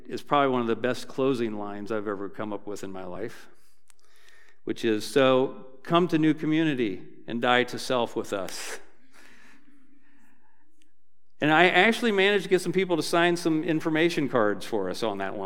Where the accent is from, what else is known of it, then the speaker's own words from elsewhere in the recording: Dayton, Ohio, United States; I'm from Dayton, so I went back to my church growing up